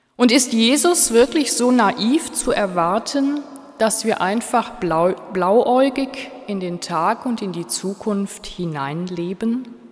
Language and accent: German; Switzerland; bei uns in der Schweiz